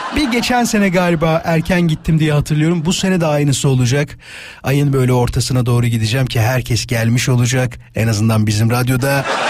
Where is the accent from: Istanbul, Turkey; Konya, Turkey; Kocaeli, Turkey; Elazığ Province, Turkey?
Kocaeli, Turkey; İzmit; moved away; memleketim İzmit'e